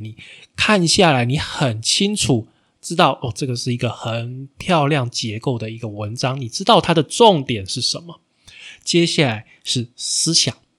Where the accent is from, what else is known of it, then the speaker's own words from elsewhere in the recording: Taiwan; 身为台湾人